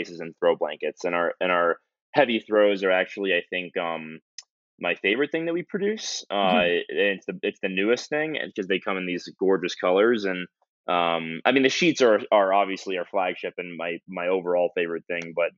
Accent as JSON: {"language": "English", "country": "United States", "said": "I'm an American consumer."}